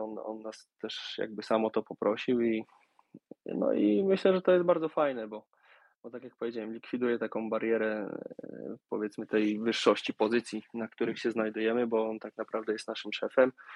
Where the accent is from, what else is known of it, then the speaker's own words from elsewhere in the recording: Warsaw, Masovian Voivodeship, Poland; moved away; ja pochodzę z Warszawy